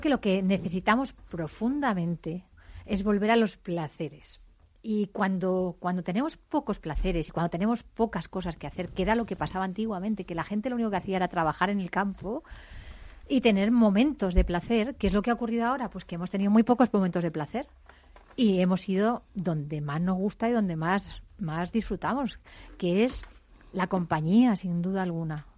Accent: Madrid, Community of Madrid, Spain; yo soy de Madrid, porque me crié en, las calles oscuras

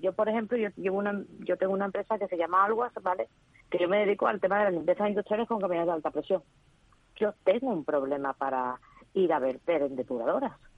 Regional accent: Seville, Andalusia, Spain; Yo soy andaluza y sevillana

